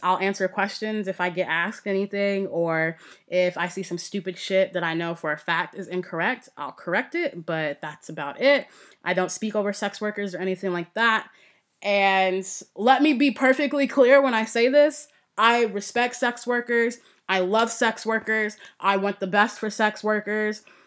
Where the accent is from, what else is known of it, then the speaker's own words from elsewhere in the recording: United States; I'm American